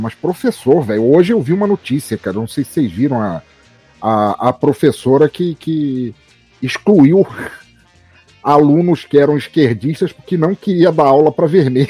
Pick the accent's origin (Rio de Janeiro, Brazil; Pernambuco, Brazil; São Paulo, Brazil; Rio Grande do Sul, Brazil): Rio de Janeiro, Brazil; moved away; also born or lived in Santa Catarina / Itajaí; eu morei 20 anos em Santa Catarina, mas fui criado no Rio de Janeiro, entre Vila Isabel e a Lapa